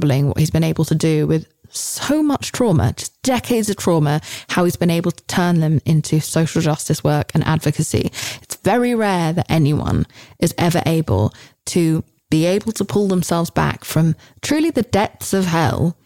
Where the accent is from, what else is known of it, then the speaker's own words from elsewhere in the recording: United Kingdom; as a Brit